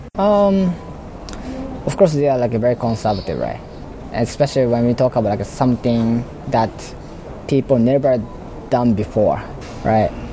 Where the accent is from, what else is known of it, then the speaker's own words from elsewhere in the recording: Osaka, Japan; moved away; I'm actually in Osaka. I'm from Osaka. So I was in uh, parents' house